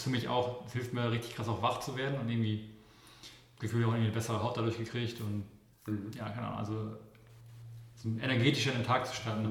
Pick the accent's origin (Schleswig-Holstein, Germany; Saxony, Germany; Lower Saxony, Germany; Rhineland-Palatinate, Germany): Schleswig-Holstein, Germany; Kiel; ich komme ja aus Kiel